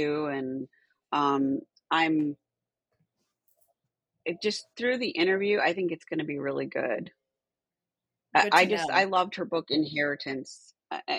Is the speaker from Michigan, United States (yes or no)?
yes; Michigan, United States; moved away; I grew up in Michigan